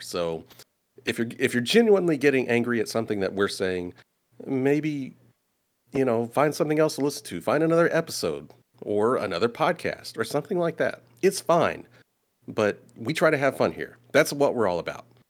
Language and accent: English; Indianapolis, Indiana, United States; I'm from Indianapolis.